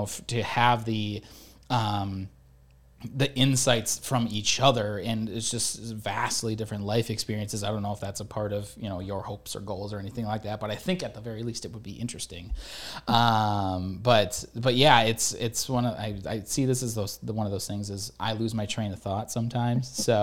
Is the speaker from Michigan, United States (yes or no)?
yes; Michigan, United States; because I came from Michigan, and apparently now there's finally ticks in Michigan